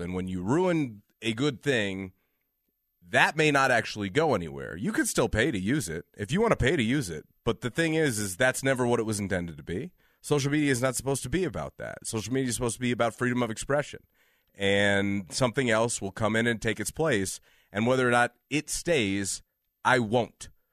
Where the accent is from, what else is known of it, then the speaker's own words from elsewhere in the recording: Illinois, United States; now in Denver, United States; Growing up in Illinois